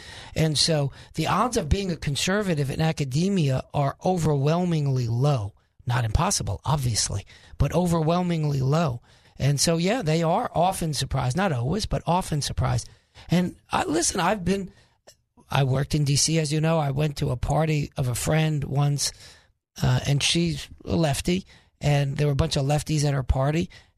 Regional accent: New York, United States; New Yorker conservative.

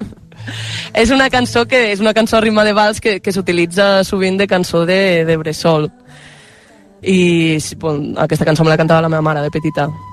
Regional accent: Val d'Aran, Catalonia, Spain; first language Aranese; Catalan is a second language; els aranesos som una mica terra de ningú i de tothom

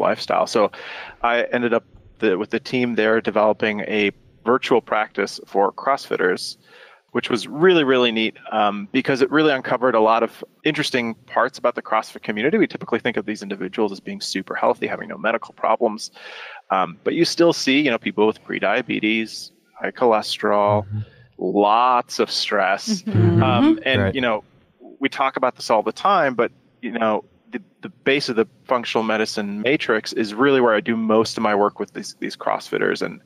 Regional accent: Detroit, Michigan, United States; also born or lived in Germany; I grew up in Germany for the first couple of years and then moved to the States. My dad worked for the automotive industry, so we moved to Detroit, Michigan

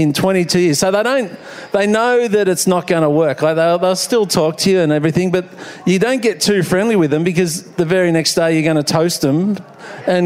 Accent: Frankston, Victoria, Australia; I'm from Frankston

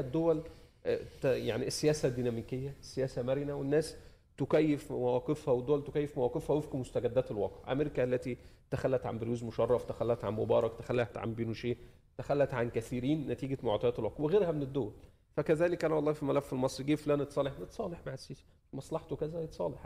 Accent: Egypt; أنا بعتبر نفسي ك- كمصري

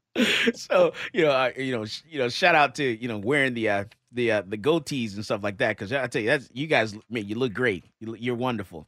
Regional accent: Texas, United States; we're from Texas

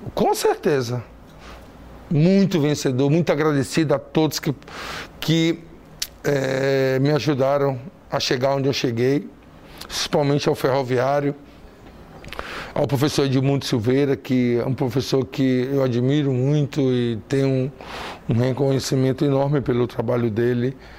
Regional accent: Ceará, Brazil; sou cearense

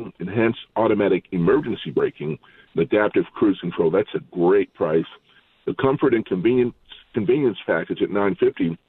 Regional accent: Maryland, United States; my home state of Maryland

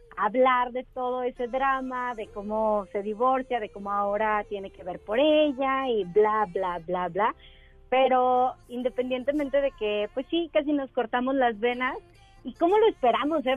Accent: Mexico; somos mexicanos

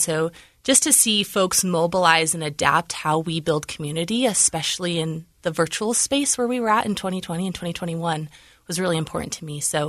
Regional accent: Davis County, Utah, United States; I am a native of Utah. And I grew up in Davis County. So coming down to Salt Lake was like the big deal. Lots of buildings. It was very exciting. I was out by like cows and everything. So Yeah, so I am a native Utahn, grown up in Davis County

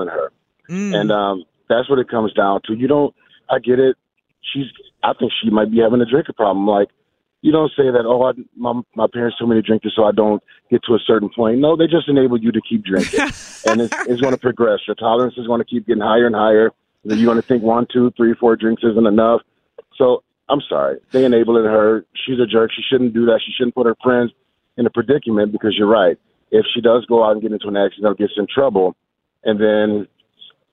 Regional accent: Detroit, Michigan, United States; I'm from Detroit

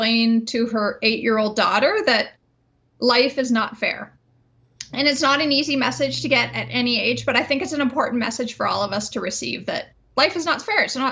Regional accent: Winnipeg, Manitoba, Canada; I grew up in Winnipeg where, as people know, it can be quite chilly

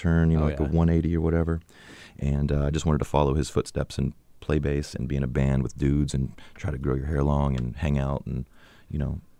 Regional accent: Atlanta, Georgia, United States; growing up in Atlanta and in the music scene there was very healthy.

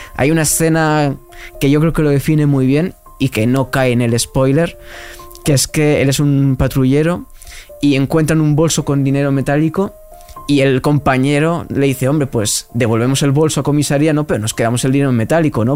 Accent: Tarragona, Catalonia, Spain; moved away as an adult; also born or lived in Alicante / Cuba; now in Madrid, Spain; yo soy de Tarragona, después viví en Alicante, he vivido en Cuba

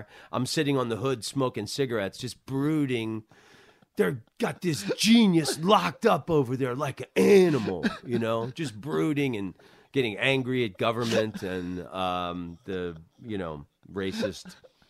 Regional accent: Southern US, United States; I'm from the South. I love …. I started out on the Southern circuits

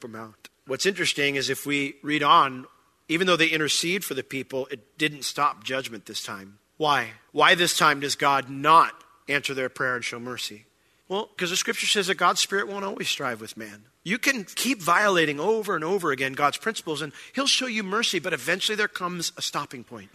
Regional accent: New York, United States; I grew up in New York

